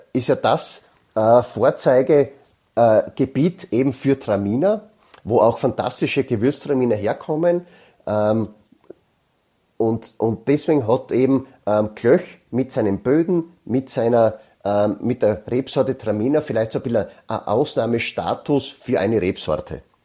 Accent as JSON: {"language": "German", "region": "South Styria", "country": "Austria", "said": "bei uns in der Südsteiermark"}